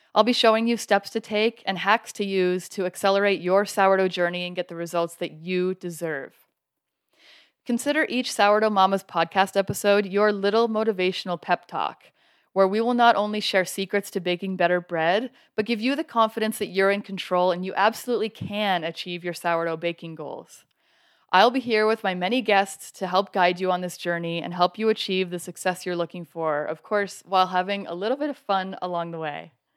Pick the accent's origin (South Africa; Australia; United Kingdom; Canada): Canada; now in Colorado, United States; I'm originally from Canada, and now I live in Colorado